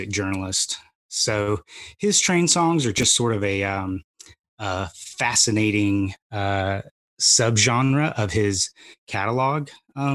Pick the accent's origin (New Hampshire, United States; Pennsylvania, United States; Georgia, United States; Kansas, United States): Georgia, United States; growing up in Georgia, my dad was from Texas